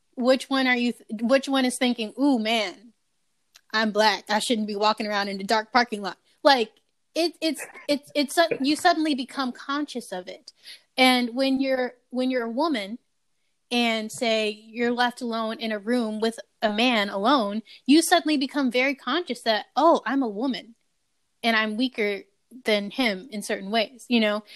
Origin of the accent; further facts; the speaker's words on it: Ohio, United States; being from Ohio